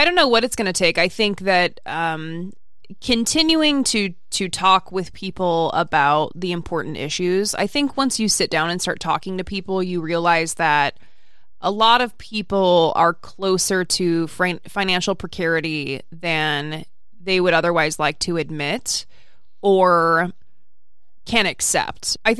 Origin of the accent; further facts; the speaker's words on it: United Kingdom; now in New Zealand; I am a British guy living in New Zealand who has always been fascinated with American politics.